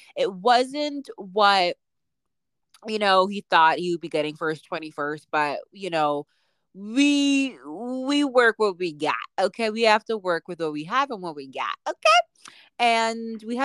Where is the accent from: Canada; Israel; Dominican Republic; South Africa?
Canada; also born or lived in Boston; I'm Canadian, so I'm still paying in Canadian